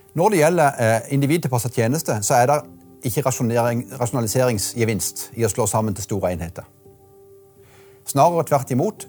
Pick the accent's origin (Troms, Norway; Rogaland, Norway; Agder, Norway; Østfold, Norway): Agder, Norway; Marnardal; also born or lived in Bergen; det var jo ikke selvsagt at jeg skulle komme tilbake akkurat der jeg vokste opp, men nå ble det sånn.